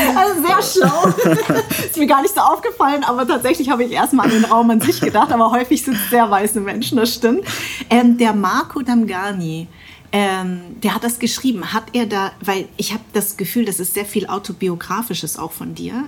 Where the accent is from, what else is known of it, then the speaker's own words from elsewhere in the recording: Darmstadt, Hesse, Germany; ich bin in Darmstadt äh, groß geworden